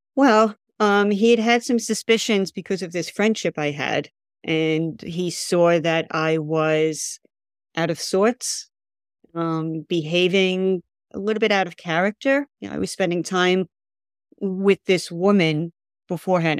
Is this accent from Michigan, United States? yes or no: no; New York, United States; being a New Yorker